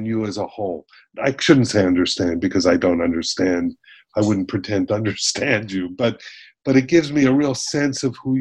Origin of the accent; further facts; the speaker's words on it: Miami Beach, Florida, United States; I was born in Miami Beach, raised in Miami Beach